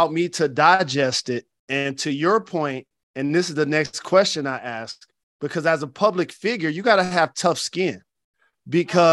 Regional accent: Detroit, Michigan, United States; my hometown of Detroit

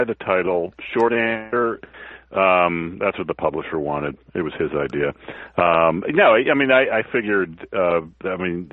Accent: Newton, Massachusetts, United States; moved away as an adult; also born or lived in Boston; I grew up in Newton, Mass, and I was, but then I lived in Boston in my early 20s, but since, I guess, 1994, I haven't lived there

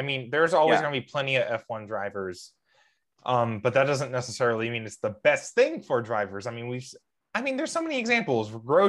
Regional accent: United States; I am an American

